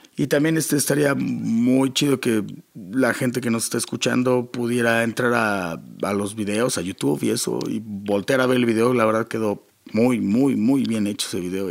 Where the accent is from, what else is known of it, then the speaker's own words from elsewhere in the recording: Rosarito, Baja California, Mexico; also born or lived in Toluca, Mexico / Tijuana, Mexico; yo nací en Toluca, pero yo crecí en Tijuana. En Rosarito, ah. más bien, en Baja California Norte